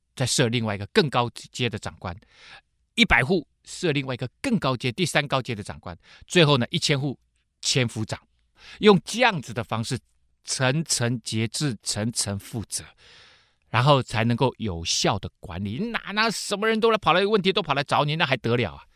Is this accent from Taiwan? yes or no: yes; Taiwan; 我们台湾人